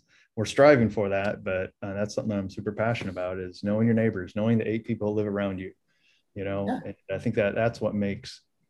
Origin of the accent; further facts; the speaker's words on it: Cedar Rapids, Iowa, United States; moved away as an adult; also born or lived in Virginia / Florida; now in Modesto, United States; So born and raised in Iowa, obviously. Why else would I be an Iowa fan? And then went to school in Virginia, and we spent time in Florida.